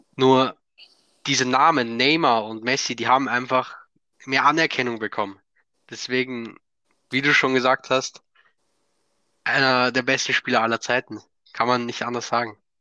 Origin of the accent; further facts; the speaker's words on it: Austria; ich komme aus Österreich